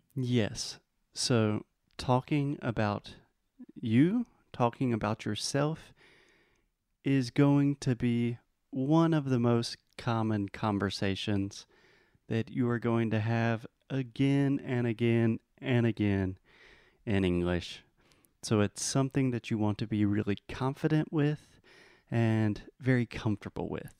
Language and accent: English; South Carolina, United States; I am from the United States, from the state South Carolina